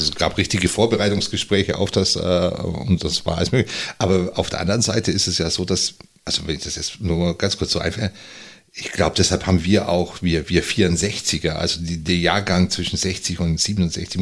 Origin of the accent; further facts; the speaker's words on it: Unterallgäu, Bavaria, Germany; moved away as an adult; now in Northern Germany; ich bin im Unterallgäu aufgewachsen